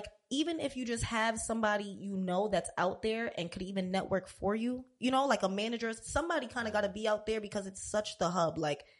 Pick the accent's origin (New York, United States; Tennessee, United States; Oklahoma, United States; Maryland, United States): New York, United States; New York City; moved away as an adult; also born or lived in Brooklyn, New York / Los Angeles; I was born in Brooklyn, but. But I started school in Queens, so I rep Queens because I was in Brooklyn for 15 minutes. You know what I mean? Like, but Queens is my hood for real.